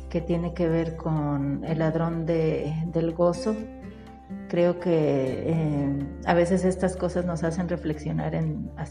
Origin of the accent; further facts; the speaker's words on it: San Luis Potosí, Mexico; Eh, soy de San Luis Potosí